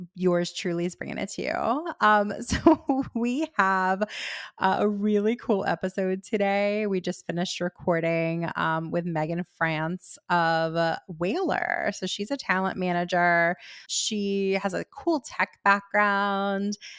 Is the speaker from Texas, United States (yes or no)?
no; Miami, Florida, United States; I grew up in Miami